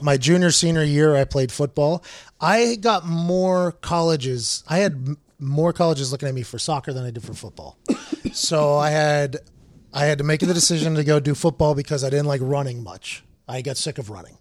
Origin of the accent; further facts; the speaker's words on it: Pittsburgh, Pennsylvania, United States; I grew up in Pittsburgh playing football a lot